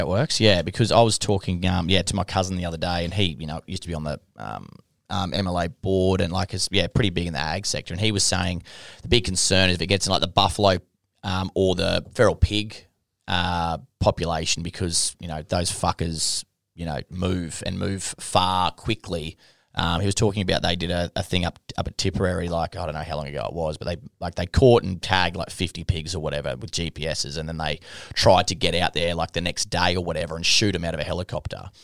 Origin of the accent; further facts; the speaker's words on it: Longreach, Queensland, Australia; moved away; I'm from Long Reach